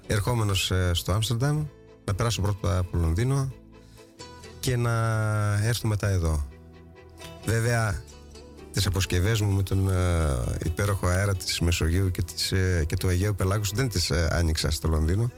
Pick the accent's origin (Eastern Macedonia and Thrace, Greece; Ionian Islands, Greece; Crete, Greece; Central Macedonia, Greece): Eastern Macedonia and Thrace, Greece; Thasos; Η καταγωγή μου είναι από Θάσο.